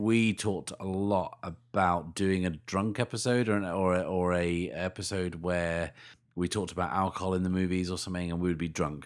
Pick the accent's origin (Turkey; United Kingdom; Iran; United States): United Kingdom; we're British